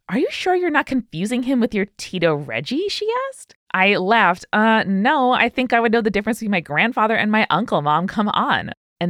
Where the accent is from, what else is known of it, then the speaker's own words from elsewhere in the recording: New Zealand; also born or lived in Philippines / Australia; I'm Filipino by birth, but grew up in New Zealand and Australia.